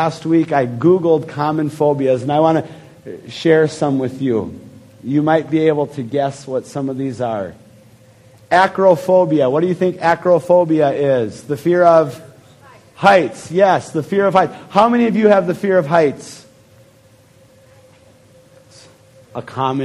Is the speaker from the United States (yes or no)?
yes; Fargo, North Dakota, United States; growing up in Fargo, North Dakota